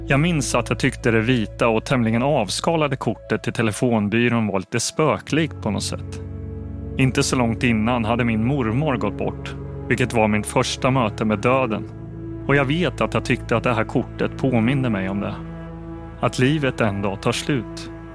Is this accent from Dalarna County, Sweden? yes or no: no; Linköping, Östergötland, Sweden; I huset på Tallgatan i Linköping där jag växte upp